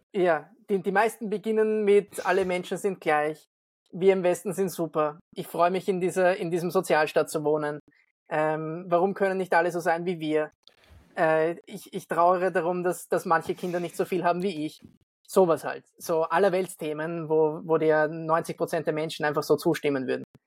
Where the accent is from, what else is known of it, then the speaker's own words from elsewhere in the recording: Vienna, Austria; wo ich wohne oder wo ich herkomme, Wien